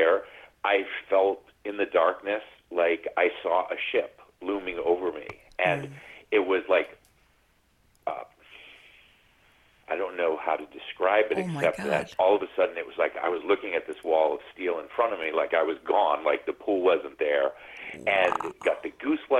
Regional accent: New England, United States; now in California, United States; we were some Catholic kids growing up in New England

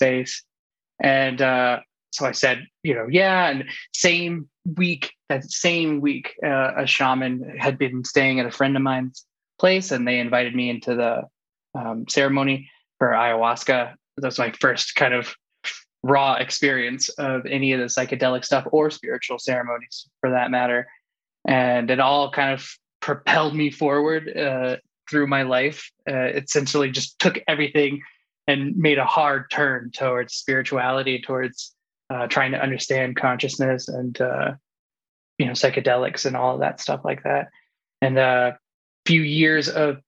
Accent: the South, United States; now in Boulder, United States; growing up in the South

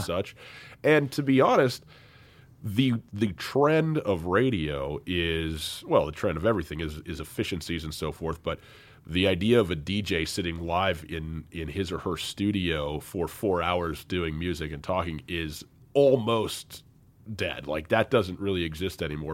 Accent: Missoula, Montana, United States; my hometown

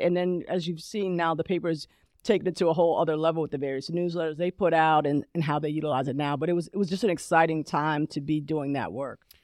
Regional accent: Columbia, Maryland, United States; moved away as an adult; also born or lived in Alabama; now in Charlotte, United States; I grew up in Columbia, Maryland, but I adulted in Charlotte

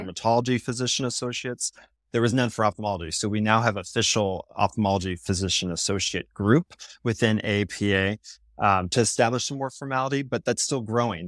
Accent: Seattle, Washington, United States; moved away as an adult; also born or lived in Virginia; I'm from Seattle, West Coast, and I'm in a school in Virginia

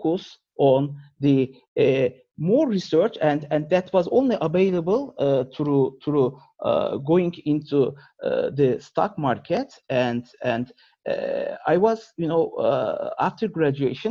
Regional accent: Turkey; moved away as an adult; I was born and raised in Turkey, and up until my university years, I was

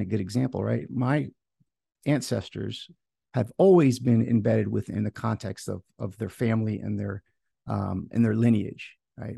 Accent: Florida, United States; I'm um, here in Florida, right, in the United States, and my family um, for you know, time immemorial was from Greece. My my parents moved here when um, my, my, my mom was pregnant

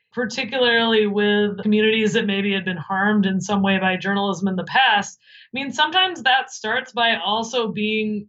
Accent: Midwest, United States; now in New Jersey, United States; I'm from the Midwest

